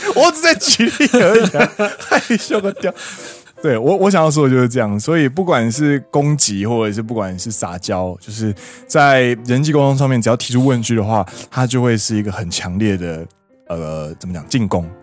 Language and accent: Chinese; Taiwan; moved away as an adult; now in Japan; 我是台湾人